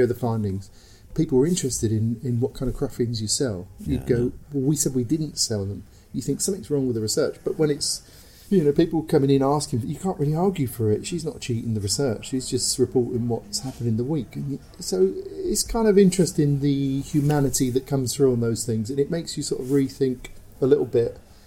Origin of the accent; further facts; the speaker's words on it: London, United Kingdom; I come from Shoreditch